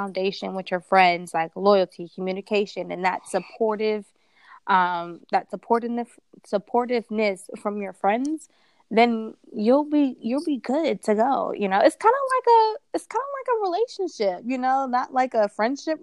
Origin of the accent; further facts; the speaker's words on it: New York City, New York, United States; We're both from New York